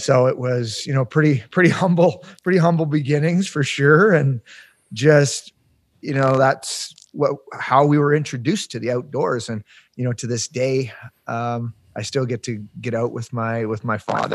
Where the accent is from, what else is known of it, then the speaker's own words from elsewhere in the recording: Palmerston, Ontario, Canada; moved away as an adult; now in Yukon, Canada; I grew up in Ontario, kind of rural farm country living. Um, I grew up in a small town called Palmerston.